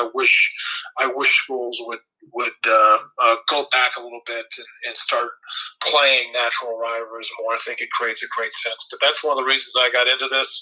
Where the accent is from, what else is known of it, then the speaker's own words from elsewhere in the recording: St. Marys, Ohio, United States; also born or lived in Dayton, Ohio; growing up in St. Mary's, I played football, played basketball, played baseball